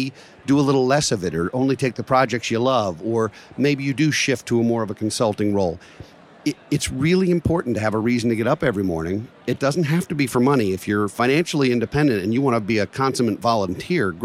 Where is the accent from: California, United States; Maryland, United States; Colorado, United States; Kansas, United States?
Maryland, United States; Baltimore; Johns Hopkins in Baltimore, my hometown